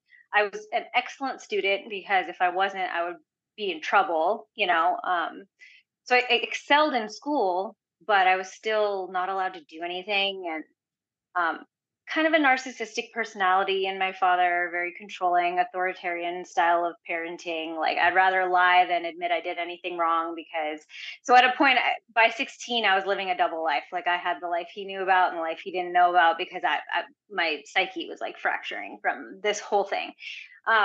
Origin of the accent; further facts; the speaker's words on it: India; I'm Indian, so they expect you to be a doctor most of the time anyways.